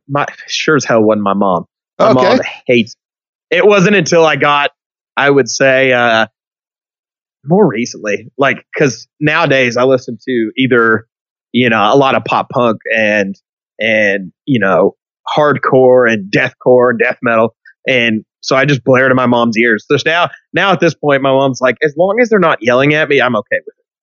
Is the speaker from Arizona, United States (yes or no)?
no; Hot Springs, Arkansas, United States; So in middle school, I grew up in Hot Springs.